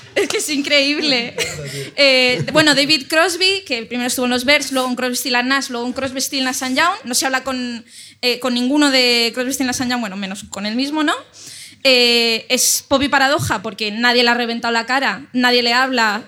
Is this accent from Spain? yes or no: yes; Ibiza, Balearic Islands, Spain; moved away; el hospital donde yo nací